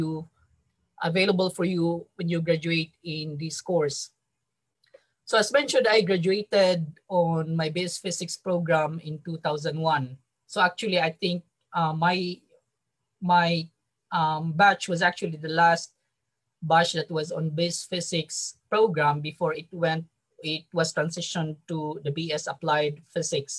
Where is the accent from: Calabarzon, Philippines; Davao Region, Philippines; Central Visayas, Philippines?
Central Visayas, Philippines; Mandaue; moved away as an adult; now in Yokohama, Japan; I was born and raised in Mandaue City.